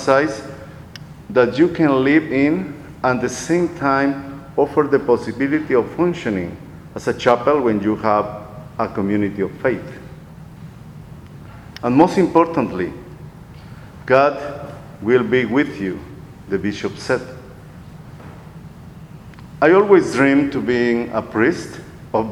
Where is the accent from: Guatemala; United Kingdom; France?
Guatemala; moved away as an adult; also born or lived in Costa Rica; now in Texas, United States; I was born in Guatemala, but I am also a Costa Rican